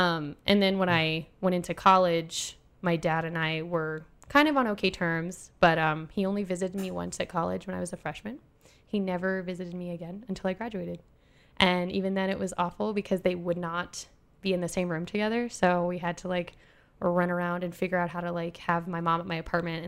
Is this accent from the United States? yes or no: yes; Alaska, United States; also born or lived in Lake City; took a toll on my entire formative years of hating myself, hating my, you know, being Indian in an all-white area, both in Alaska and in Lake City.